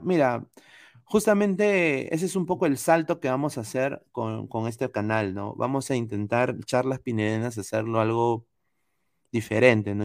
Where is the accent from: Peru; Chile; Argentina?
Peru; now in United States; soy peruano